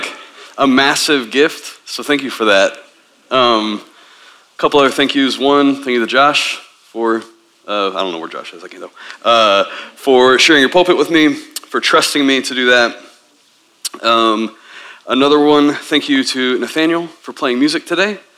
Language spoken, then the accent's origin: English; Tennessee, United States; I grew up in Tennessee as a Southern Baptist